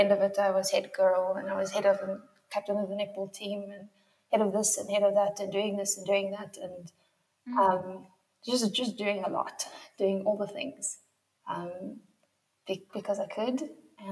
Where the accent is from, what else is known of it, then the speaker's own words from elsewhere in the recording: Yeoville, Gauteng, South Africa; I did a lot of my growing up in Yeovil.